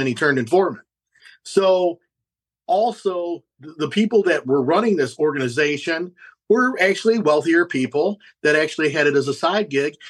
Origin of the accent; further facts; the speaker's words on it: Fremont, Ohio, United States; i grew up in fremont ohio which is uh, northwest ohio